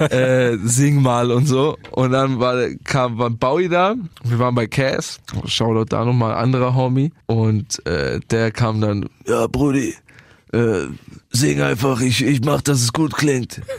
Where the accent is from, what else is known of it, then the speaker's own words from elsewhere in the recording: Bietigheim-Bissingen, Baden-Württemberg, Germany; bei uns in Bietigheim